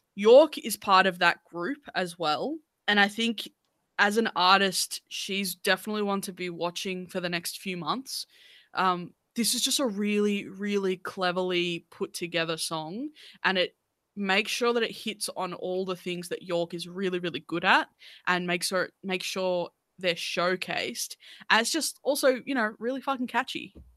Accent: Australia; as Australian artists

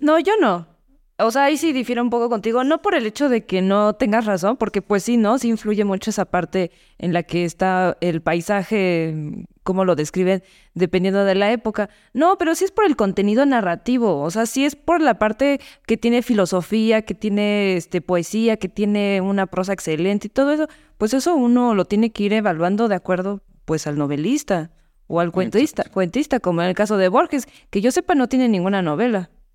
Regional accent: Mexico; soy mexicana

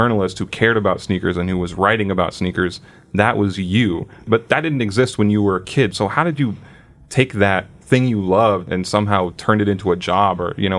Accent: Long Island, New York, United States; Growing up in Long Island, though.

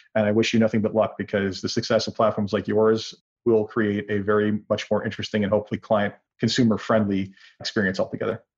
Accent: Canada; being Canadian

